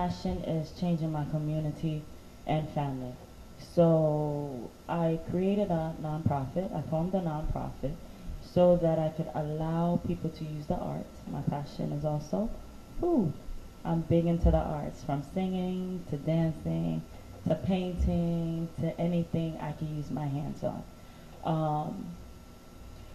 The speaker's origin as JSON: {"language": "English", "town": "New York City", "region": "New York", "country": "United States", "tie": "born or raised there", "said": "I grew up in Crown Heights in Brownsville. Well, yeah, East Flatbush."}